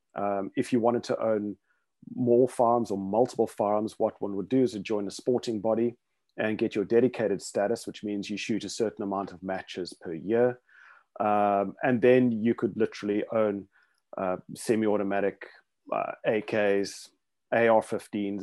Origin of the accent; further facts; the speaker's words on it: South Africa; also born or lived in Rhodesia; growing up in South Africa in the, uh, seventies, eighties